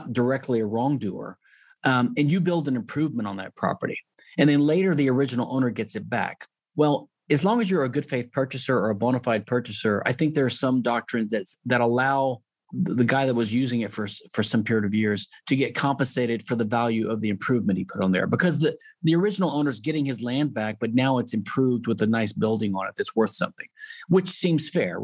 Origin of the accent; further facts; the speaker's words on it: Louisiana, United States; I'm from Louisiana